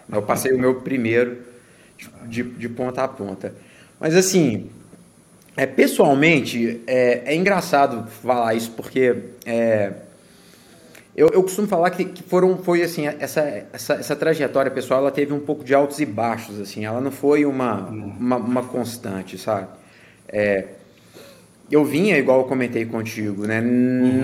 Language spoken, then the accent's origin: Portuguese; Minas Gerais, Brazil; moved away as an adult; also born or lived in Belo Horizonte / New York / Connecticut / North Carolina; now in United States; sou natural de, de Minas